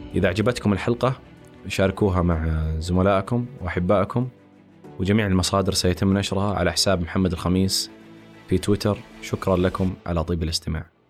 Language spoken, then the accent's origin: Arabic; Saudi Arabia; عندنا في السعوديه